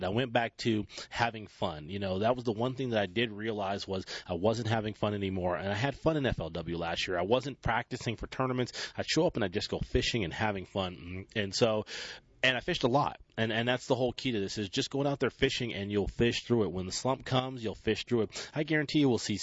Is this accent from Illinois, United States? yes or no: no; San Francisco Bay Area, California, United States; growing up in San Francisco Bay Area